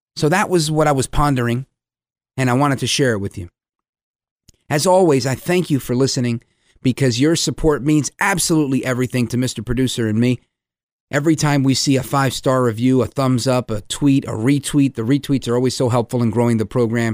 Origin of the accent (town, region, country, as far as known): United States